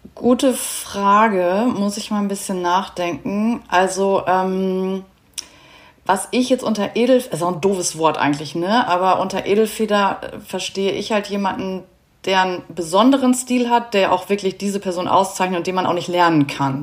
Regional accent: Germany; als Deutsche

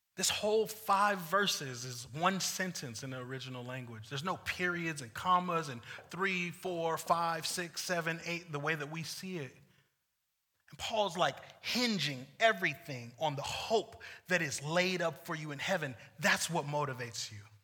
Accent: United States; also born or lived in Ventura, California; as American Christians and Venturan Christians

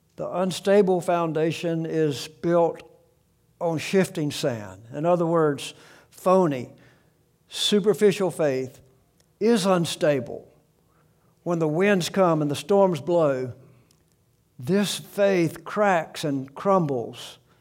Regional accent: South Alabama, United States; I grew up in South Alabama

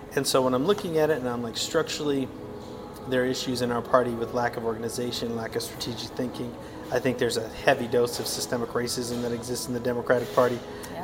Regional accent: Wyoming, United States; moved away as an adult; also born or lived in Tucson; now in Phoenix, United States; growing up in Wyoming

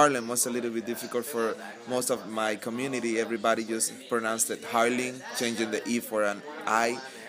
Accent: Dominican Republic; now in Utah, United States; I'm from the Dominican Republic

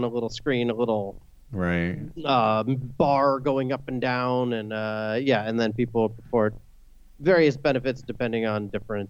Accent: Tampa, Florida, United States; moved away as an adult; also born or lived in Gainesville, Florida / Los Angeles, California; now in Orlando, United States; I'm from Tampa originally.

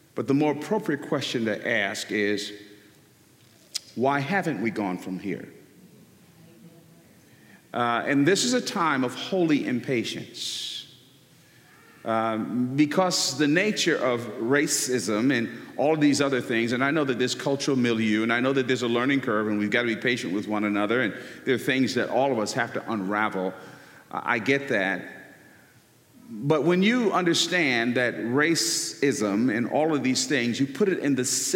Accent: Newark, New Jersey, United States; I was born in the Central Ward of Newark, New Jersey.

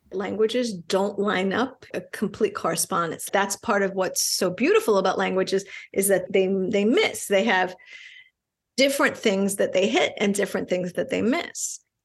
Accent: New York, United States; first language Spanish; English is a second language; I'm Puerto Rican, I grew up in New York.

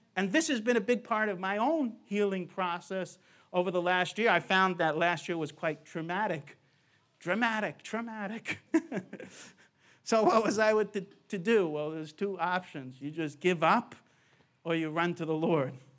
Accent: New York, United States; I grew up in New York

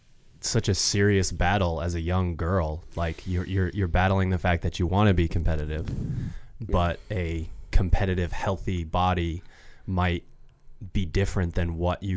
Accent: Maine, United States; And we're from Maine, so.

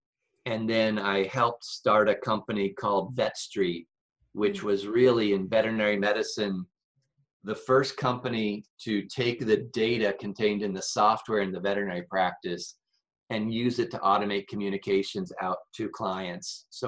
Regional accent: Seton, Illinois, United States; So Northwest Illinois near the Mississippi River. A little town called, we didn't live in a town. So a little town called Seton. We were 3 miles outside of that town.

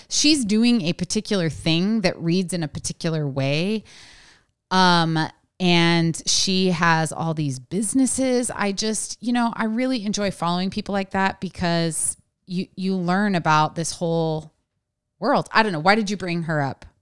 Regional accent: West Coast, United States; I was raised on the West Coast

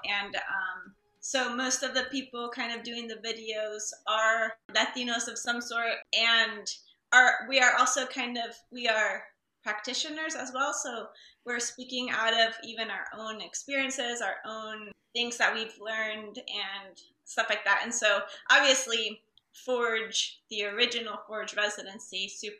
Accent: Costa Rica; moved away; I'm from Costa Rica.

